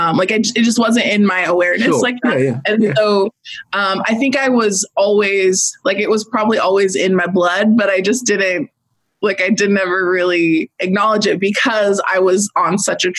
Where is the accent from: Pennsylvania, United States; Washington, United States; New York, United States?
Washington, United States; moved away as an adult; also born or lived in California; I'm from Washington State. At this point, I was living in California